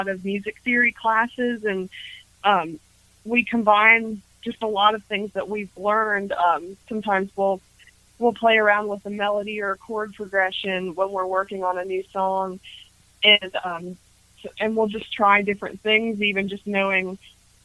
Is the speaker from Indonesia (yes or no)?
no; Harrisburg, Pennsylvania, United States; now in Nashville, United States; I'm from Harrisburg, Pennsylvania.